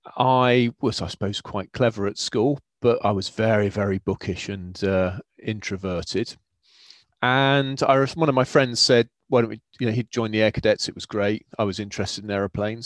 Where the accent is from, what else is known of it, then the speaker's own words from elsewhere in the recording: Cornwall, South West England, United Kingdom; I grew up in Cornwall.